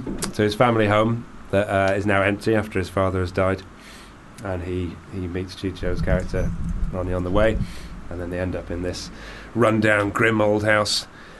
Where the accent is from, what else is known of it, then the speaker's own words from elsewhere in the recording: Blackpool, North West England, United Kingdom; I'm from Blackpool.